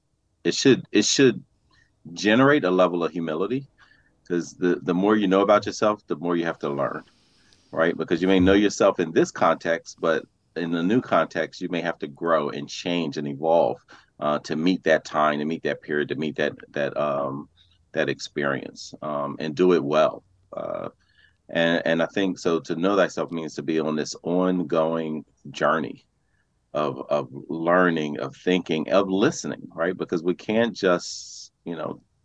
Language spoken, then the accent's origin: English; Philadelphia, Pennsylvania, United States; I was born and raised in West Philadelphia.